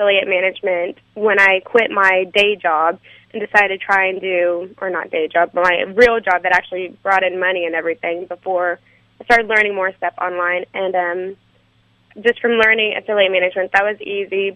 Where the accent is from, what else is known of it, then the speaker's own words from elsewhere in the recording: Austin, Texas, United States; I'm from Austin, Texas